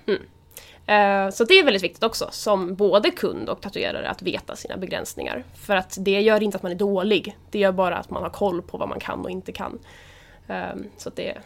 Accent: Nyköping, Södermanland, Sweden; also born or lived in Gnesta; Min första del av ungdomen så bodde jag utanför Gnesta. Och sen flyttade vi till utanför Nyköping. Och där bor mina föräldrar fortfarande idag. Så att, ny, jag skulle säga Nyköping

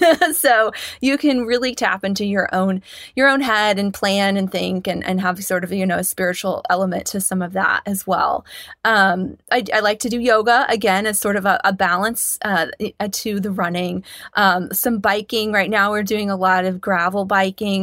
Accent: Kansas, United States; I grew up in Kansas

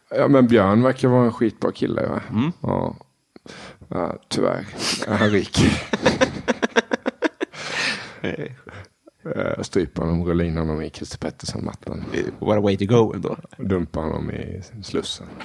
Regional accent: Kronoberg County, Sweden; Jag önskar att det hade funnits en ishall där jag växte upp så att jag hade sluppit åka en och en halv mil till närmaste ishall.

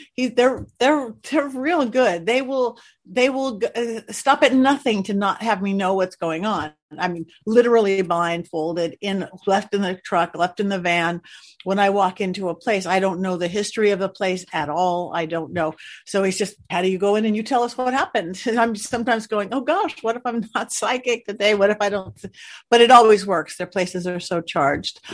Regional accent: Los Angeles County, California, United States; I am a native Californian, born and raised in Los Angeles County, little beach girl

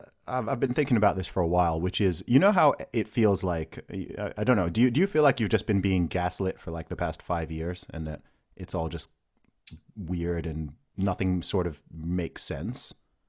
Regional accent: Saudi Arabia; I grew up in Saudi Arabia or whatever.

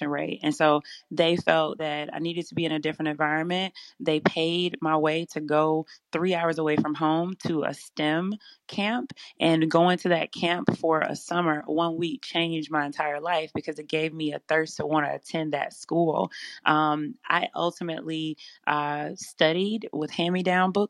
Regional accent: Selma, Alabama, United States; moved away as an adult; also born or lived in Louisiana; my hometown of Selma, Alabama

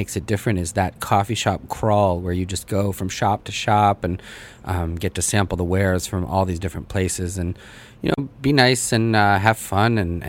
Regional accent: United States; also born or lived in Russia; I speak it with my family and things like that. I was born there, but I really grew up here in the U.S., came over when I was 3 years old. So my accent and my pronunciation and all of those things probably aren't 100%.

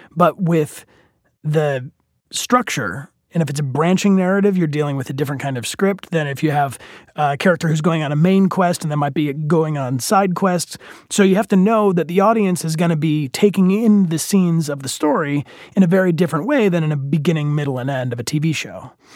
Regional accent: outside Detroit, Michigan, United States; I grew up in the general Midwest, specifically outside Detroit, Michigan

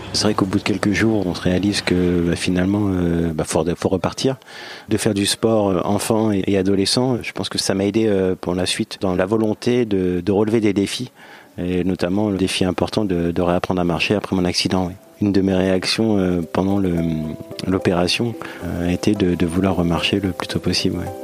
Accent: La Celle-Saint-Cloud, Île-de-France, France; Je suis né à la Salle-Saint-Cloud, en région parisienne.

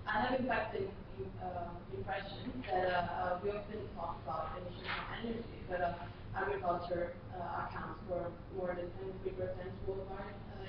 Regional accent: Italy; moved away; I'm a student from Italy.

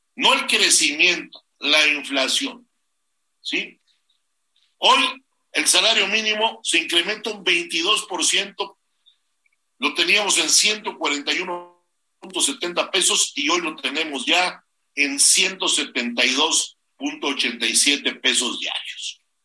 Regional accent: Mexico; nuestro país

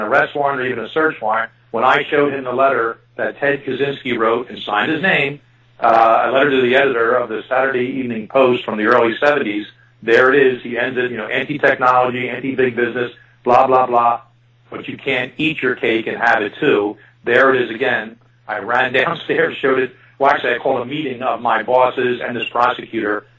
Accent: Philadelphia, Pennsylvania, United States; I was born and raised in Philadelphia, and yes, my fellow citizens of this area still pronounce H2O as water.

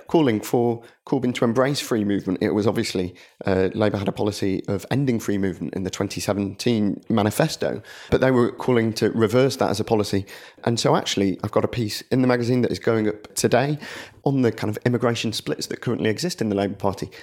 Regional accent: Blackburn, North West England, United Kingdom; my hometown Blackburn

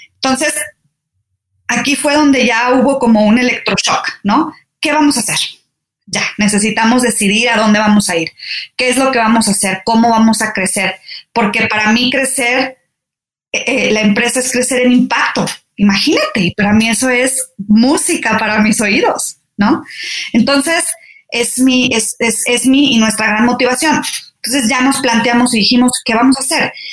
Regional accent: Saltillo, Coahuila, Mexico; moved away as an adult; also born or lived in Torreón, Coahuila / Mexico City / France; Nací en Torreón, Coahuila, pero crecí en Saltillo, Coahuila. Entonces soy norteña.

